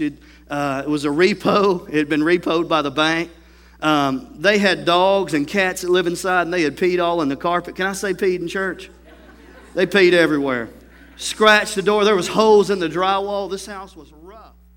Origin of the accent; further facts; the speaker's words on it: Tennessee, United States; I'm from Tennessee